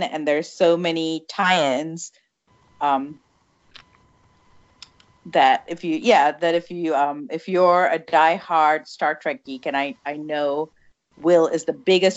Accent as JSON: {"language": "English", "country": "Malaysia", "tie": "born or raised there", "moved": "yes", "said": "I grew up in Malaysia, and we had three TV channels"}